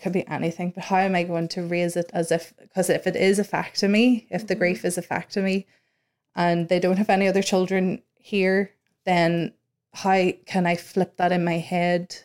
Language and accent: English; Northern Ireland, United Kingdom; we come from Northern Ireland